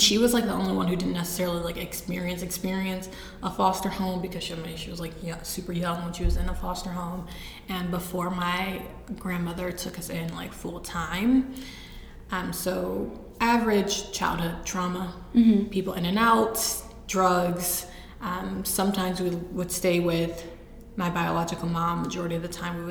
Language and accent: English; East Cleveland, Ohio, United States; pre-adoption, I'm from East Cleveland. I was born in East Cleveland to my biological mother